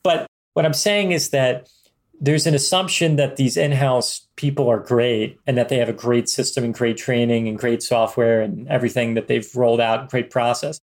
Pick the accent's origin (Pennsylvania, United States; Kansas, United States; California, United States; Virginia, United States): Pennsylvania, United States; Philadelphia; We're both from Philadelphia area